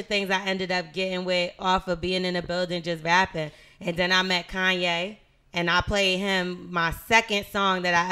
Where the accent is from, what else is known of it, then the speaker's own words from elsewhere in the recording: New Jersey, United States; moved away; also born or lived in Brooklyn, New York / Miami / Atlanta / Los Angeles; I was raised in Jersey. I lived everywhere